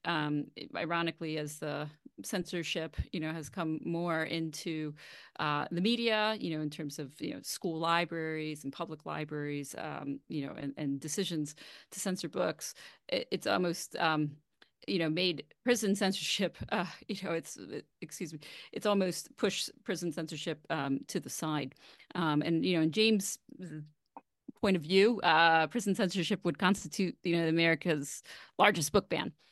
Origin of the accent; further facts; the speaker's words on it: Baltimore, Maryland, United States; moved away; also born or lived in Philadelphia; my first public radio job at WYPR in Baltimore, which is the NPR affiliate there. Uh, it's actually the whole, where I grew up as well well. So that was really exciting to be able to cover news in my hometown